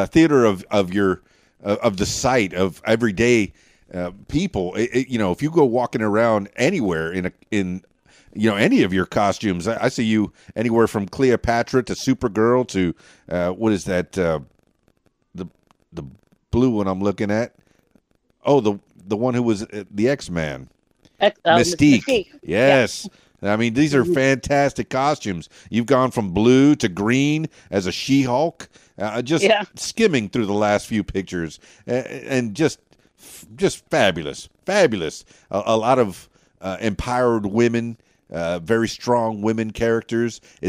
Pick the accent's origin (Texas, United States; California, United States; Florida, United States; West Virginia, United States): Florida, United States; Miami; now in Arkansas, United States; I mean, I'm from Miami, but, you know, I got here to Arkansas.